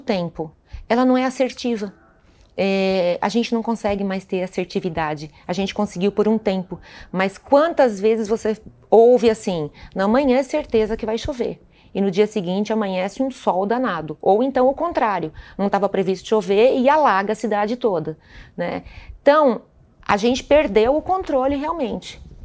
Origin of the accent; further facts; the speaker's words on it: Santa Catarina, Brazil; moved away; Eu sou de Santa Catarina, é, é o estado mais suscetível a catástrofes climáticas do Brasil hoje